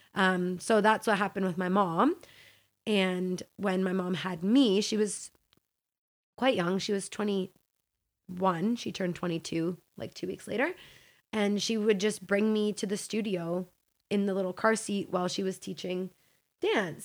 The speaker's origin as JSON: {"language": "English", "town": "Hamilton", "region": "Ontario", "country": "Canada", "tie": "born or raised there", "also_born_or_lived": "Mississauga", "said": "Hamilton is really where I grew up, from the age of, like, five."}